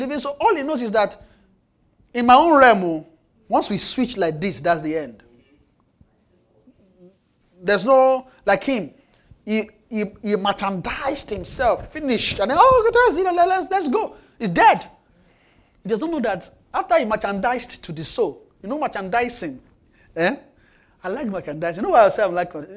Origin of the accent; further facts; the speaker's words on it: Nigeria; now in Canada; I'm in Canada. I'm from Nigeria